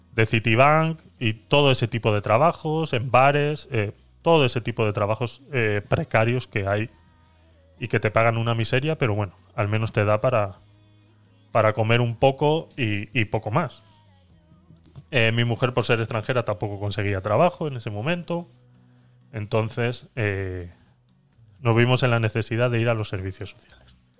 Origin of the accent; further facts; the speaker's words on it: Spain; moved away; also born or lived in Panama; yo presenté todos mis papeles como retornado español